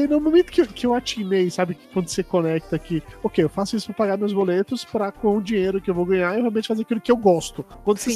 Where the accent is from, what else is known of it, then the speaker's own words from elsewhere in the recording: Amargosa, Bahia, Brazil; moved away; eu sou baiano, saí de Amargosa, interior da Bahia, fiz publicidade